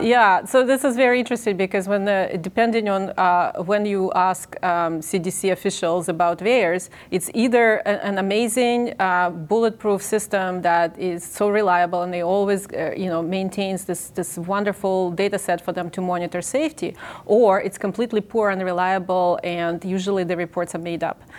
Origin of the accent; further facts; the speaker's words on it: Ukraine; moved away as an adult; now in United States; I'm originally in Ukraine. I grew up in the Soviet Union.